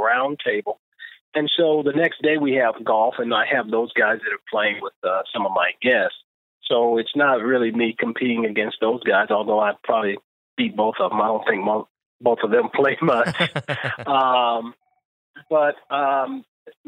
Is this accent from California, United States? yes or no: yes; Los Angeles, California, United States; when I was growing up in South Central Los Angeles, golf was never on the radar.